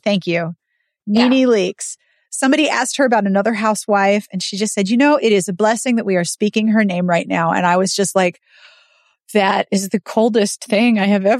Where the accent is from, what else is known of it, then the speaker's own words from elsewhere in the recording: Florida, United States; Sorry, your pets don't scare me. I'm from Florida.